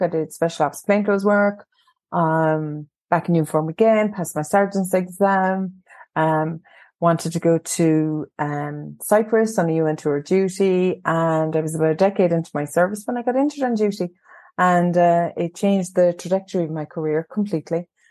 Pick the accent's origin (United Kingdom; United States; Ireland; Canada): Ireland; County Cork, Munster; Yes, primarily County Cork, and um, I I've worked away in different counties, but um, I happened to return to my home county, and not far from where I grew up actually